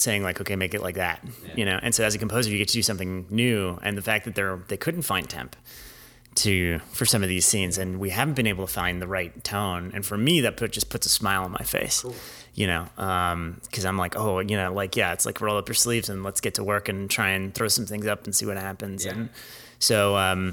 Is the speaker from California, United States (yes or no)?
yes; San Diego, California, United States; I was growing up in San Diego